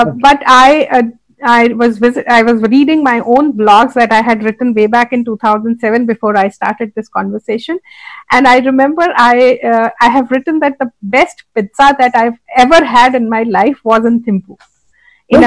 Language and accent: English; India; our Indian tradition